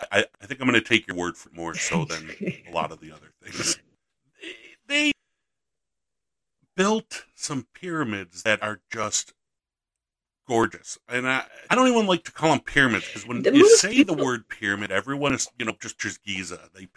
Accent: Buffalo, New York, United States; I'm from Western New York. I'm from the Buffalo area, which was all native.

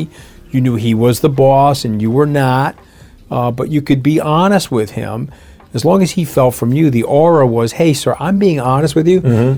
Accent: New York, United States; I'm a New Yorker.

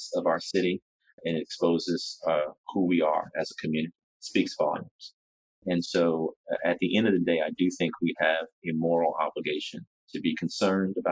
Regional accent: Baton Rouge, Louisiana, United States; also born or lived in Washington, D.C.; to Louisiana, to my hometown of Baton Rouge

